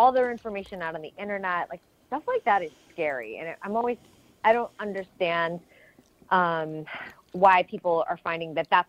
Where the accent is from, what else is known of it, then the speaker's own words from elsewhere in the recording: New England, United States; now in Los Angeles, United States; I come from New England, and we all live in houses from the 1600s